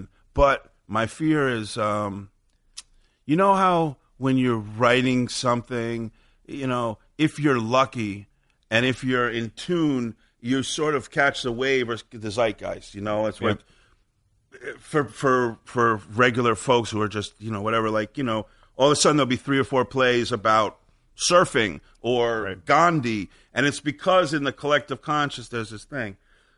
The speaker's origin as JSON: {"language": "English", "region": "New York", "country": "United States", "tie": "born or raised there", "said": "I grew up on Upper West Side."}